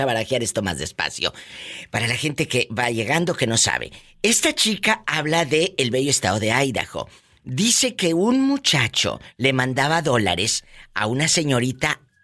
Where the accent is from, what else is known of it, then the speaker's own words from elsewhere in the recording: Mexico; now in United States; nuestro México lindo y querido